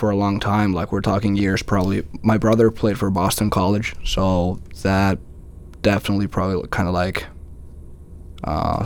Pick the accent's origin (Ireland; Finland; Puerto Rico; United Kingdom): Finland; moved away as an adult; I'm from Finland